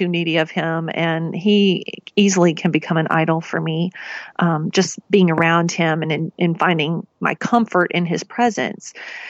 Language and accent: English; the South, United States; I grew up in the South. We made Kraft macaroni and cheese.